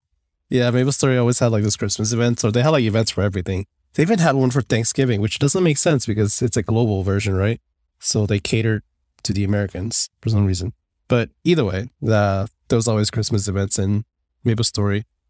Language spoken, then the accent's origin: English; Finland; People always like take a double take when they're like, "Where are you from?" Finland.